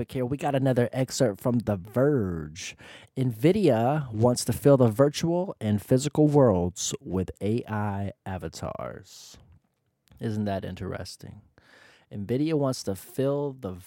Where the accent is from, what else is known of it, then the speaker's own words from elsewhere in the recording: Florida, United States; now in Columbus, United States; I'm originally from Florida